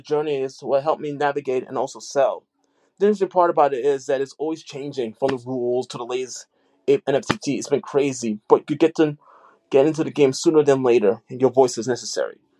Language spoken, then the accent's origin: English; New York City, New York, United States; I'm an artist from the Bronx.